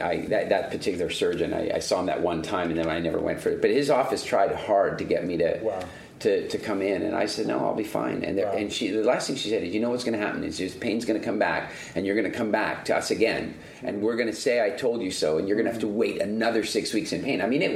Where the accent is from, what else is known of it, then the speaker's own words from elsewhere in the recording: South Africa; I'm into conservation, and I'm originally from South Africa, so I had this, like, you know, deep-seated curiosity and interest in all things nature conservation.